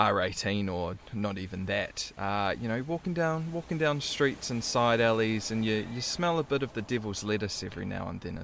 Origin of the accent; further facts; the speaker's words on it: Waikato, New Zealand; growing up in the Waikato country